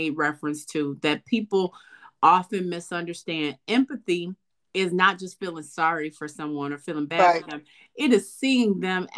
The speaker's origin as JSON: {"language": "English", "town": "Detroit", "region": "Michigan", "country": "United States", "said": "I was from Detroit"}